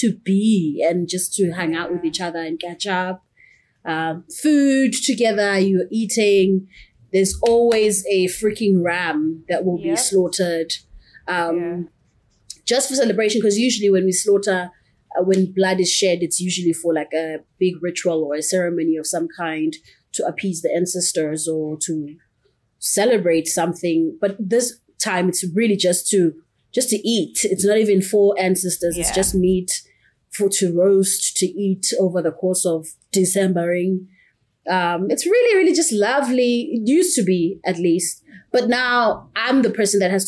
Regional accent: Pietermaritzburg, KwaZulu-Natal, South Africa; moved away; I'm from Pietermaritzburg, which is in the east coast of South Africa

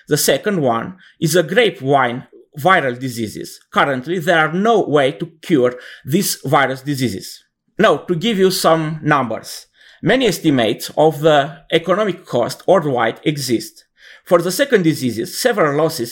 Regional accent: Romania; I'm from Romania, and I am professor at the Gheorghe Sachi Technical University of Iași

